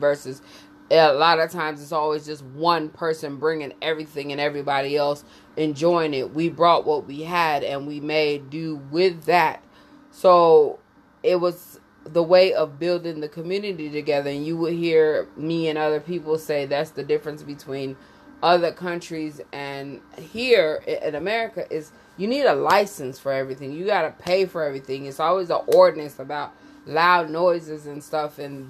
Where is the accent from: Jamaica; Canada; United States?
Jamaica; So basically the topic is growing up in Jamaica. It's a conversation about my uncles and how my mother used to act and my grandmother used to act